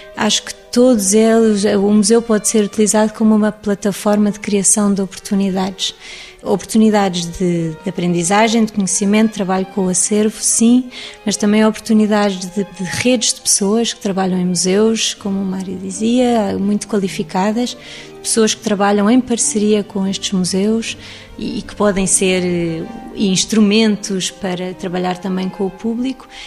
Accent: Lisbon, Portugal; also born or lived in England; acabei por trabalhar em museus porque cresci no Jardim da Gulbenkian

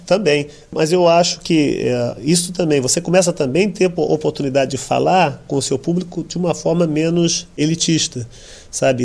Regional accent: São Paulo, Brazil; eu venho de uma família muito humilde do Brasil, no, em São Paulo

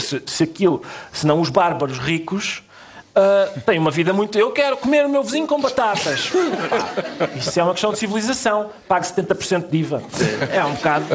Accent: Minho, Portugal; o Minho muito verdinho, de onde eu sou

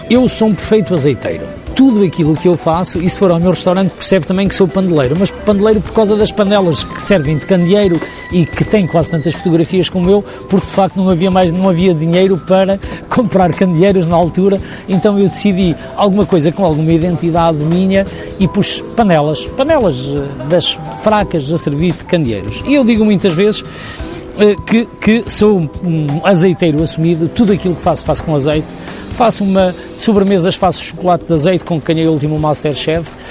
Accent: Bragança, Bragança District, Portugal; moved away; cheguei à minha terra natal, cheguei a Bragança

